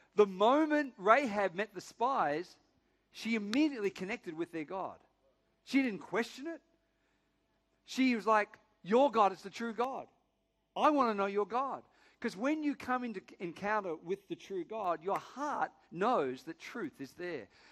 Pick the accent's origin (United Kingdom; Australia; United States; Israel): Australia; Sydney, New South Wales; From Northern Beaches